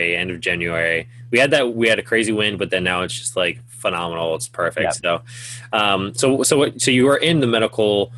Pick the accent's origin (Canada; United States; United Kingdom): United States; Washington; moved away as an adult; now in San Diego, United States; I'm from up north Washington area as well.